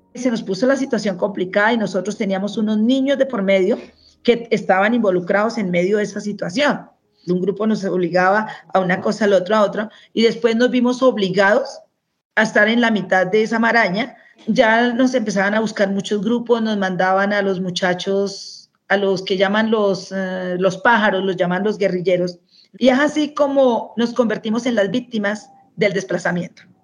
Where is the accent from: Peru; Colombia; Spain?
Colombia; Pauna, Boyacá; now in Bogotá, Colombia; En Pauna, Boyacá, soy hija única mujer en el hogar paterno. De allí, de Boyacá, tengo los mejores recuerdos